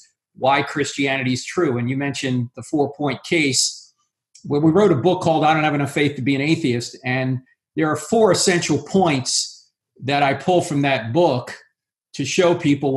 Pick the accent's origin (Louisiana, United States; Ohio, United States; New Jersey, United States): New Jersey, United States; I went to Catholic high school because it's the law. I'm from New Jersey